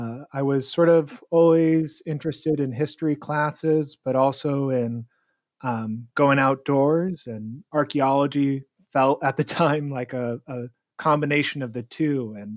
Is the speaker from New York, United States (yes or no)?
no; Bay Area, California, United States; also born or lived in Edinburgh; Came back to the United States. I'm from the Bay Area originally